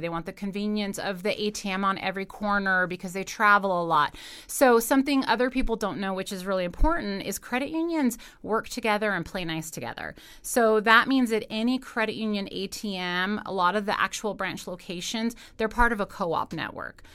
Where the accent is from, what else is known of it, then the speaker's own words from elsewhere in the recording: Carson City, Nevada, United States; I grew up in Carson City, so, uh, know a lot of folks around town